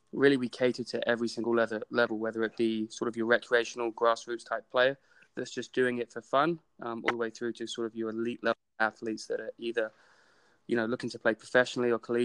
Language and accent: English; London, United Kingdom; moved away as an adult; now in United States; I grew up in England. I lived in London for 17 years.